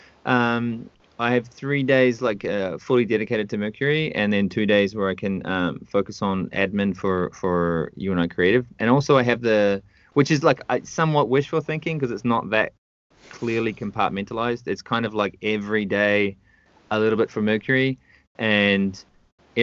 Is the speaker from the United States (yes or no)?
no; North Island of New Zealand, New Zealand; moved away as an adult; also born or lived in United Kingdom; now in Canada; I was born and raised in the North Island of New Zealand in a very small town.